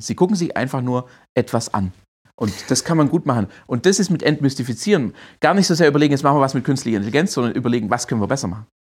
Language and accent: German; Swabia, Baden-Württemberg, Germany; accent: Swabian; also born or lived in Berlin / Heilbronn; ich bin Schwabe, das hört man auch, bin auch stolzer Schwabe